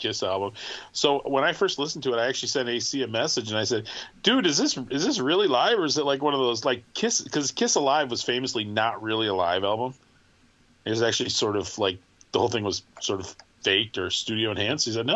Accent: Michigan, United States; I'm from Michigan

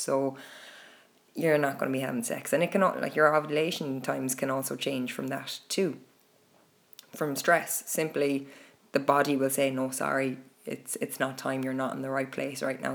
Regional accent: Ireland; here in Ireland. Growing up in Catholic Ireland

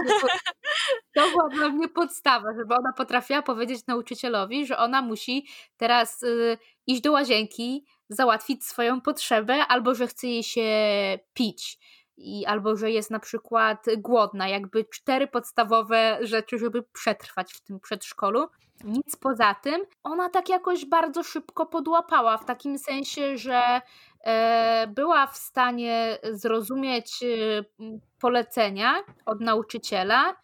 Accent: Poland; accent: Polish; moved away; mojego akcentu polskiego

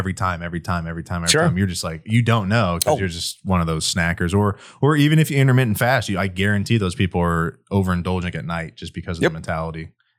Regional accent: Kansas, United States; Growing up, my parents. Okay, we're from Kansas.

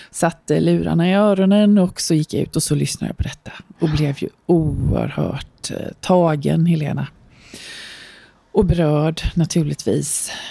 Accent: Nässjö, Jönköping County, Sweden; vi är ju från Nässjö både du och jag.

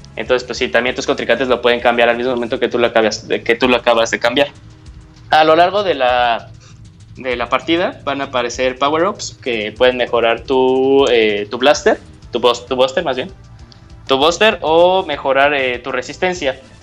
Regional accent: Mexico; de México

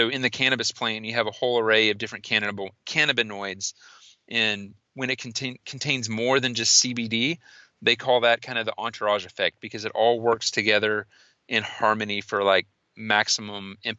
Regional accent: Austin, Texas, United States; I'm from Austin

